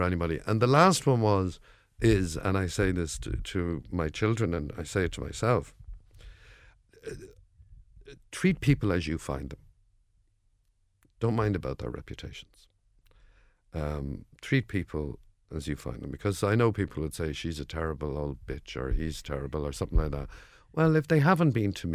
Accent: Dublin, Leinster, Ireland; accent: Dublin; my Dublin accent

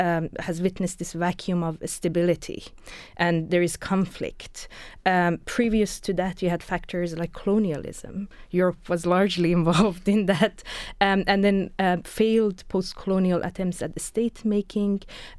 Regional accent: Iran; now in Ireland; I come from Iran. And you know, and I'm an academic and I'm an activist

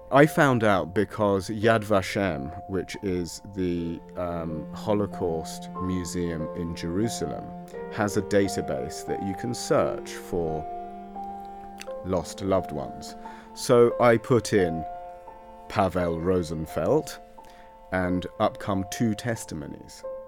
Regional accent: London, United Kingdom; now in Dublin, Ireland; I was born in London in 1968.

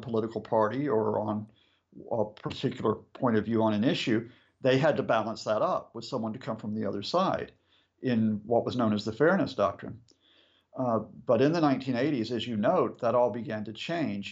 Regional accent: United States; now in United Kingdom; when I was a boy growing up in the States, I was born in 62

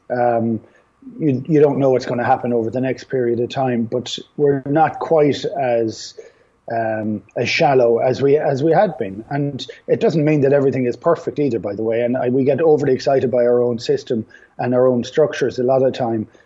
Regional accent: Ireland; we have the great capacity of losing the run of ourselves as Irish people

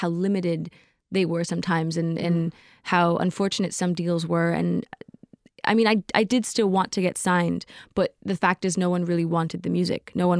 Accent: Canada; also born or lived in United States / Germany / England; I grew up in Canada, but I was actually born in Canada. And before that, I moved to America after I was born. After I was born, I moved to America and then to Canada and then back to Germany and then to England.

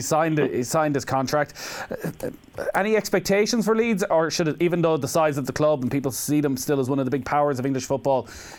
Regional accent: Mayo, Connacht, Ireland; I'm from Mayo

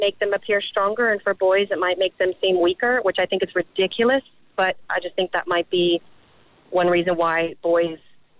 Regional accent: Louisiana, United States; moved away; I'm from Louisiana, and that's quite common.

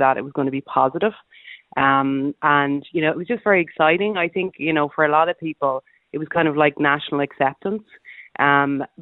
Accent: Sligo, Connacht, Ireland; I'm not from Roscommon. I'm actually from Sligo

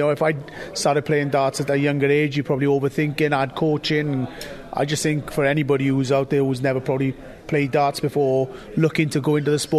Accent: Wales, United Kingdom; I'm Welsh

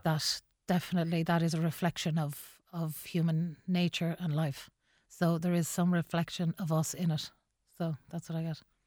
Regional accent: Mohill, Connacht, Ireland; moved away as an adult; also born or lived in Longford; now in Dublin, Ireland; I had lived in Longford, which was like a metropolis compared to Mohill

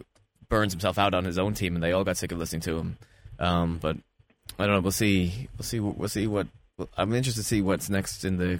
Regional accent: New Jersey, United States; Growing up in New Jersey

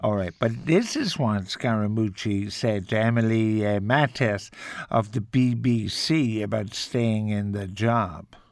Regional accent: Ireland; we're Irish

